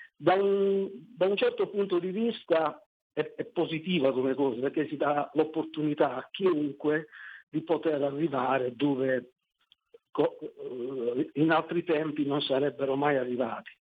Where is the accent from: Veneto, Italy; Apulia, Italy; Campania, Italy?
Apulia, Italy; Taranto; sono di Taranto